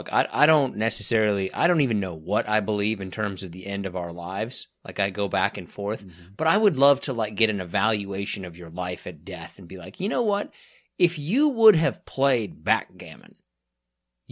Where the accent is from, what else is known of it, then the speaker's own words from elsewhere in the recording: Derby, Kansas, United States; moved away; I was raised in Derby, Kansas